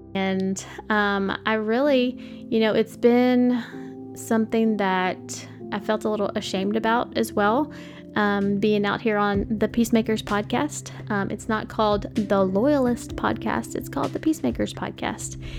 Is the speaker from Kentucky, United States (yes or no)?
yes; Paducah, Kentucky, United States; moved away as an adult; now in Nashville, United States; I live in Nashville now, but um, I'm from like Paducah, Western Kentucky